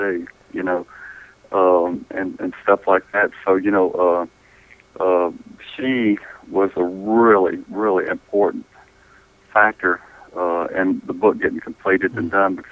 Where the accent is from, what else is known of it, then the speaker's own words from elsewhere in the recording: Versailles, Kentucky, United States; I was born in Western Kentucky